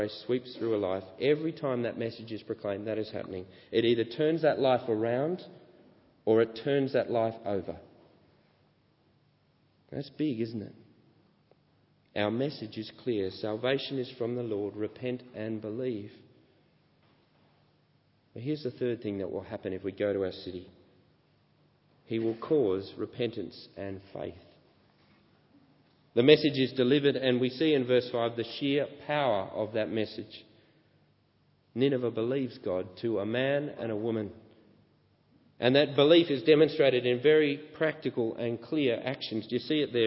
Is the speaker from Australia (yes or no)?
yes; Australia; growing up in Australian beaches